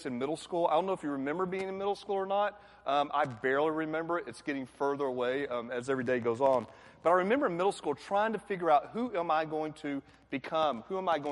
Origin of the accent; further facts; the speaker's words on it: Atlanta, Georgia, United States; I'm from Atlanta